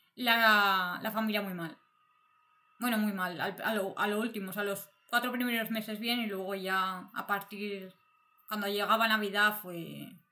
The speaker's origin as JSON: {"language": "Spanish", "town": "Barcelona", "region": "Catalonia", "country": "Spain", "moved": "as an adult", "lives_now": "Berlin, Germany", "said": "yo vengo de España, de Barcelona, y hace como nueve años que me vine a vivir a Alemania"}